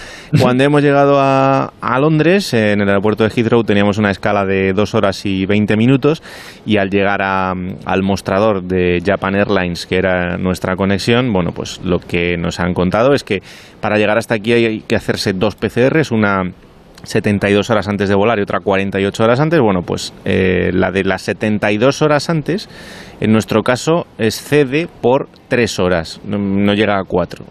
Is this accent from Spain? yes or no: yes; Spain; somos españoles